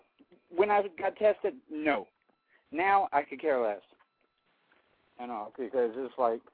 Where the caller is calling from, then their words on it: Lafayette, Louisiana, United States; from Lafayette, Louisiana.